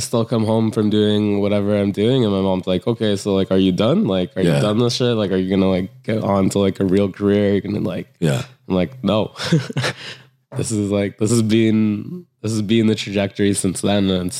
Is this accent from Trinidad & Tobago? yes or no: yes; Trinidad & Tobago; I'm Trinidadian and Indian.